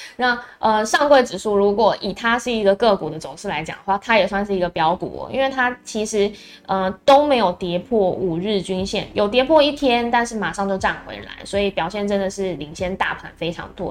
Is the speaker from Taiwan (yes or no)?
yes; Taiwan; 我们台湾这边会比较要注意的是